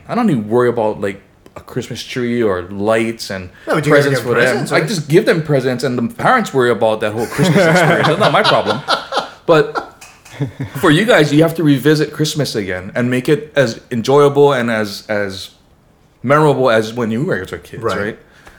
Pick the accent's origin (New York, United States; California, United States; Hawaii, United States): Hawaii, United States; Pearl City; In Pearl City.